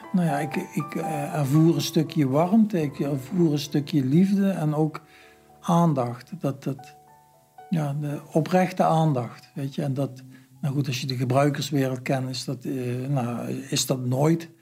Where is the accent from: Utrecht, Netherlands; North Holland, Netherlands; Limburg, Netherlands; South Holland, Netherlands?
Limburg, Netherlands; Heerlen; Ik kom uit Heerlen, en de grensstreek, dus er kwamen ook heel veel Duitsers